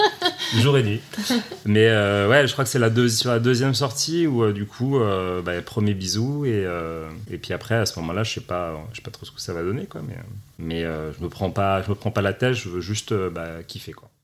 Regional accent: Paris, Île-de-France, France; je suis un Parisien pur

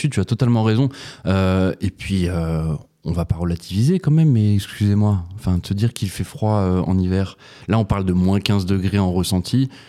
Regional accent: Canada; Puis moi, en tant que Canadien, je vous avoue que clairement

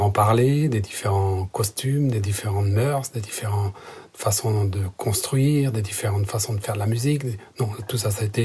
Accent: Pays de Léon, Brittany, France; first language Breton; French is a second language; Je suis euh, Léonard. Euh, cela signifie que je viens du pays du Léon, je suis originaire du pays du Léon.

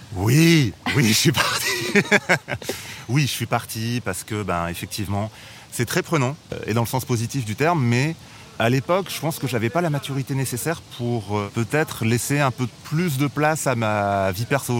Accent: Bordeaux, Nouvelle-Aquitaine, France; moved away as an adult; also born or lived in Paris; je suis originaire de Bordeaux.

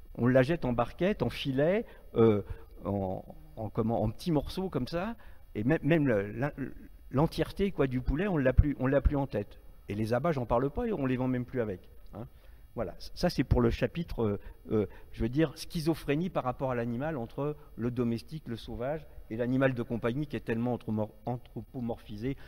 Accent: Marais de Redon, Brittany, France; je suis breton d'origine, euh, un petit village euh, des Marais de Redon, si certains connaissent, à la frontière des trois départements, Loire-Atlantique, Morbihan et, et Ille-et-Vilaine. Donc moi j'ai une enfance rurale

